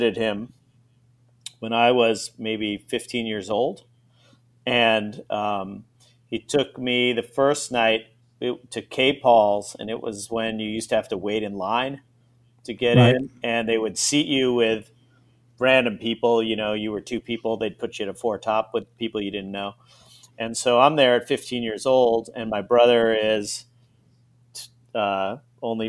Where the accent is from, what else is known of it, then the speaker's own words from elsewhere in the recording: Long Beach, California, United States; moved away as an adult; also born or lived in New Orleans; I grew up in Long Beach, California, where it was exciting to ride my bicycle to the 7-Eleven